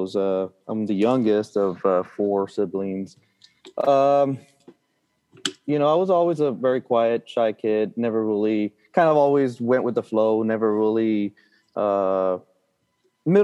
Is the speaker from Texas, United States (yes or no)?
yes; Brownsville, Texas, United States; now in McAllen, United States; I was born and raised in Brownsville, Texas, which is, if you look at the map, it's the very tip of Texas